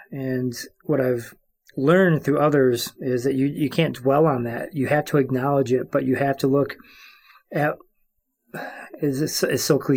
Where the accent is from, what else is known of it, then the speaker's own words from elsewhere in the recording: Cross Village, Michigan, United States; I am Anishinaabe. That's how I self-identify and I am from the place of the Prayer Tree, aka Cross Village, Michigan, and I am of the Crane clan.